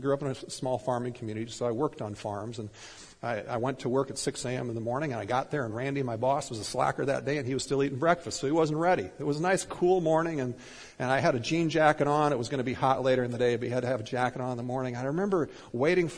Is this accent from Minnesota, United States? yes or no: yes; Minnesota, United States; I was growing up in Minnesota